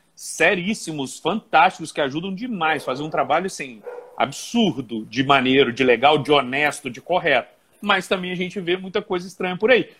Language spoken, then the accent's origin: Portuguese; Volta Redonda, Rio de Janeiro, Brazil; moved away as an adult; now in Juiz de Fora, Brazil; eu sou natural de Volta Redonda, estado do Rio de Janeiro, mas vim para Juiz de Fora e adotei Juiz de Fora como cidade em 2000